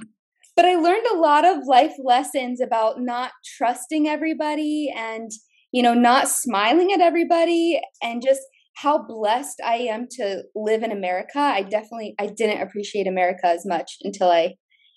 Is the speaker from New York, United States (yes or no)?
no; Indiana, United States; Indiana, but a cornfield in Indiana